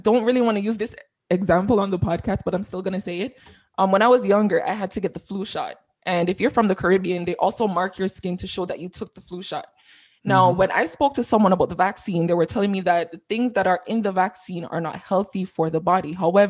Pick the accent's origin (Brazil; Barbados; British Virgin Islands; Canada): Canada; I buy my triple every single morning. I'm very Canadian.